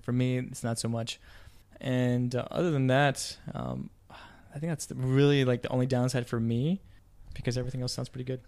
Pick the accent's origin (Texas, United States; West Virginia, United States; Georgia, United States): Texas, United States; I'm from Texas, and even then it's cold in Texas.